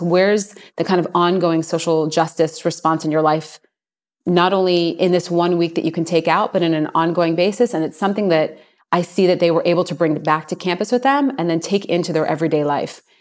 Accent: Virginia, United States; now in Israel; I grew up in Virginia

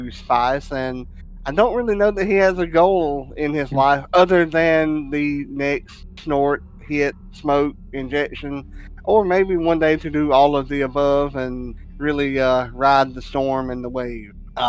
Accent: the South, United States; keep in mind I am from the South, so that is not a guarantee there.

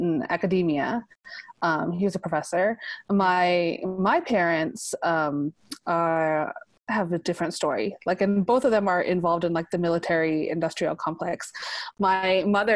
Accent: United States; both of us were born in the United States

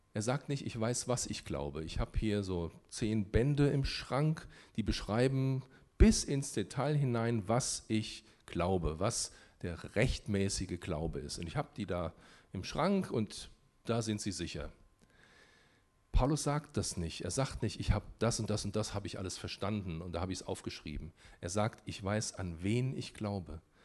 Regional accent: Germany; warum bin ich in Deutschland geboren?

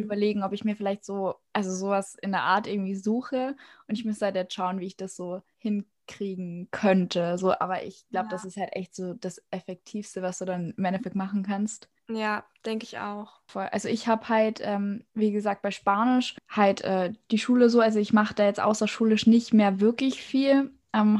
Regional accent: Austria; ich bin halt Österreicherin so komplett

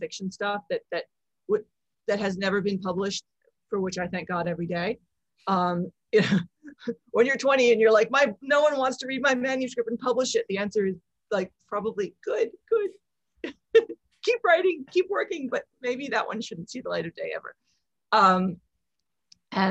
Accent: Philadelphia, Pennsylvania, United States; moved away as an adult; also born or lived in Hong Kong / London; I grew up mostly outside Philadelphia

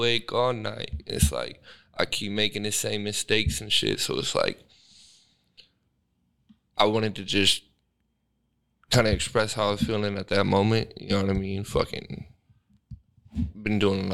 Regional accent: Sacramento, California, United States; I'm from Sac, born and raised practically

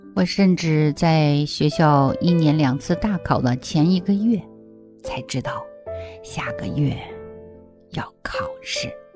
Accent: China; now in Australia; 在我们国内的学校

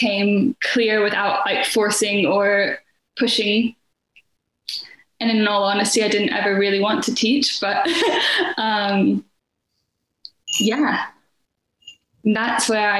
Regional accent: United States; now in United Kingdom; I'm currently based in North Wales, nestled between the ocean and the mountains. That's quite magical. But I'm originally from the States by way of 1,000 different countries, really.

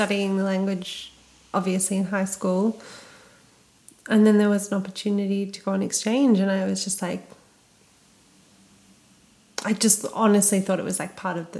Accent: Australia; also born or lived in Japan; As an Australian...

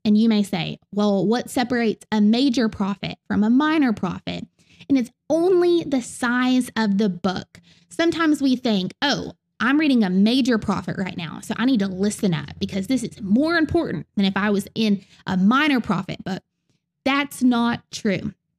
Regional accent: the South, United States; accent: southern; in my southern accent

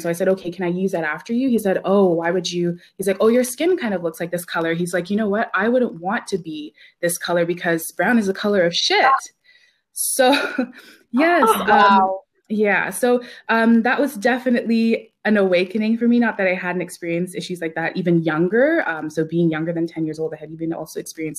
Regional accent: Ladner, British Columbia, Canada; I grew up in a small town on the Lower Mainland called Ladner. It's located in South Delta

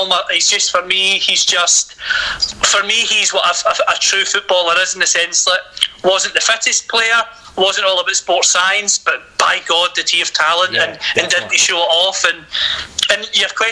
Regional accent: Scotland, United Kingdom; Being Scottish

